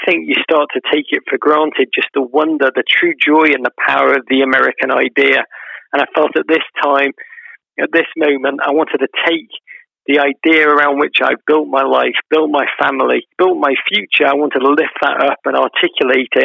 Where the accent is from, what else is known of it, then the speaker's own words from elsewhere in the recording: Liverpool, North West England, United Kingdom; I grew up in Liverpool in the 1980s